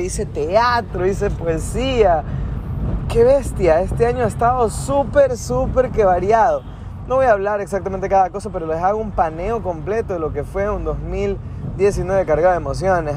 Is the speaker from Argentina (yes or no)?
no; Ecuador; nosotros somos de Ecuador, somos de la ciudad más linda de todo el Ecuador